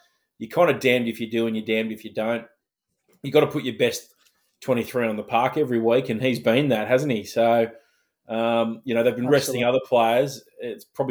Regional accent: Queensland, Australia; as a Queenslander

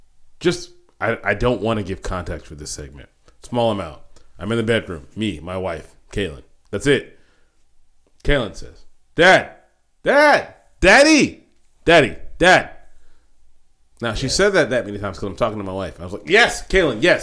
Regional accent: Rosenberg, Texas, United States; I grew up in Richmond, Rosenberg

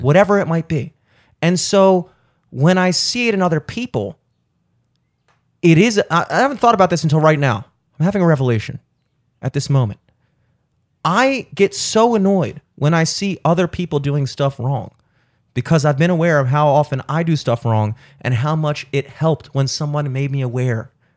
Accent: Baltimore, Maryland, United States; growing up in Baltimore with the Orioles

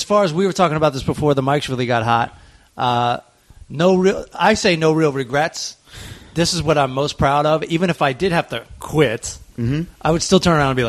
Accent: Southern Maryland, United States; I cannot believe that I grew up in Southern Maryland.

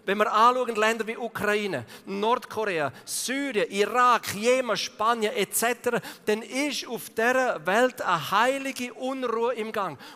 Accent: Eastern Switzerland, Switzerland; Da musst du vielleicht zuerst so von der Ostschweiz kommen, so vom Balkan von der Schweiz wie ich, zum Erkennen

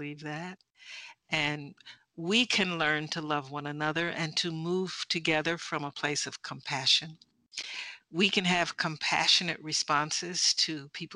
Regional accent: United States; I'm from America

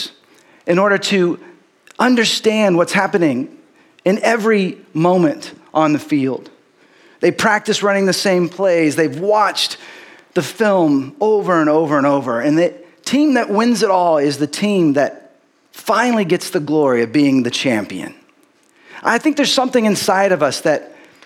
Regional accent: California, United States; now in Austin, United States; I was born in California, but my parents are both from San Antonio

